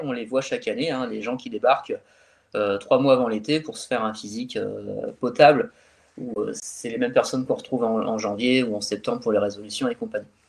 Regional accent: France; also born or lived in Calais; chez nous en France

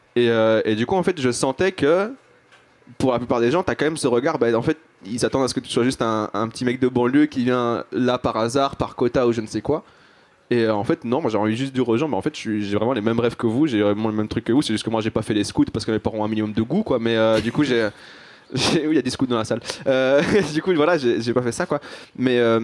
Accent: Belgium; mes deux parents sont algériens, mais je suis né en Belgique

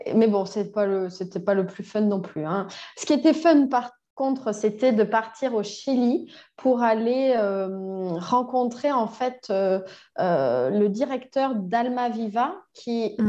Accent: Toulouse, Occitania, France; moved away as an adult; also born or lived in Quebec, Canada; now in Bordeaux, France; j'ai grandi à Toulouse

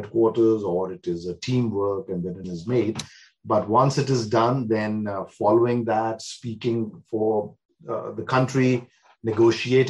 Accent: Shimla, Himachal Pradesh, India; moved away as an adult; also born or lived in Amritsar / Chandigarh / Delhi; now in Australia; Shimla is my hometown. I wasn't born there. Born in Amritsar. But I grew up in Shimla partly and partly in Chandigarh

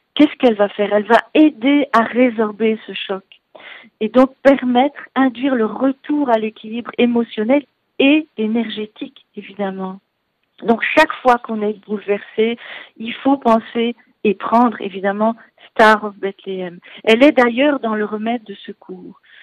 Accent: Belgium; accent: Belgian; moved away; vous entendrez un bon accent, donc que je ne suis pas d'ici, je suis belge

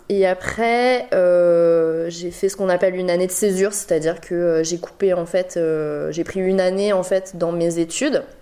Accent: Bordeaux, Nouvelle-Aquitaine, France; born there; je suis née à Bordeaux, euh, donc, euh, mais j'ai pas vécu euh, et j'ai pas énormément de souvenirs, voilà, parce que j'étais vraiment petite.

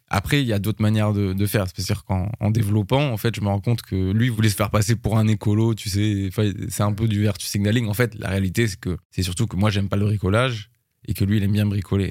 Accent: France; je suis français

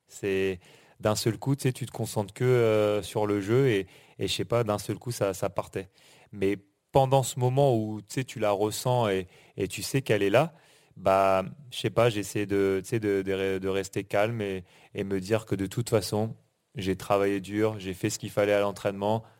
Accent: Normandy, France; moved away; also born or lived in United States; on est on est de Normandie on a grandi en Normandie

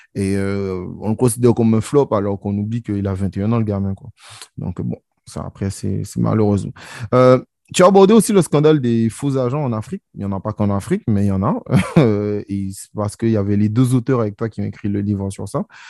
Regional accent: Guadeloupe; je suis guadeloupéen

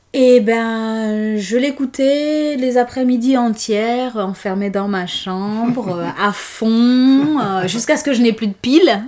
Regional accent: Conakry, Guinea; moved away as an adult; je suis née en Guinée, à Conakry, et j'ai passé les 24 premières années de ma vie là-bas

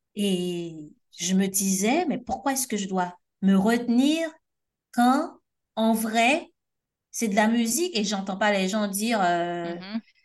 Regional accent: Haiti; je suis haïtienne

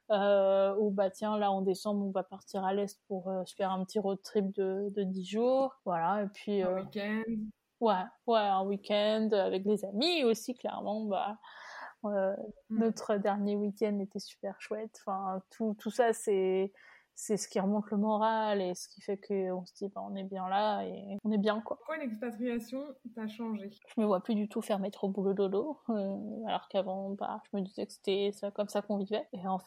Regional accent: France; moved away as an adult; now in United States; je suis une Française parmi les, Américains

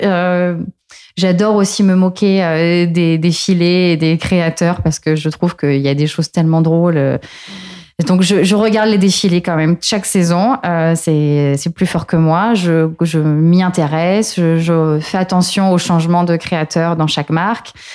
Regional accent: Marseille, Provence-Alpes-Côte d'Azur, France; moved away as an adult; also born or lived in Paris; rentrer chez moi à Marseille après avoir passé cinq années

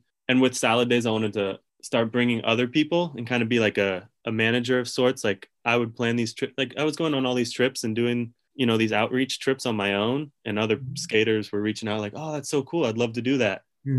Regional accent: California, United States; knowing the world I've been living in for so long of like everyone has a skateboard growing up in California

